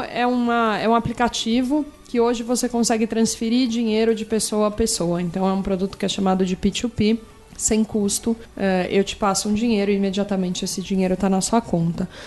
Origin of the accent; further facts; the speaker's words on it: Araraquara, São Paulo, Brazil; moved away as an adult; also born or lived in United States; now in São Paulo, Brazil; Eu sou de Araraquara, então eu sou do interior.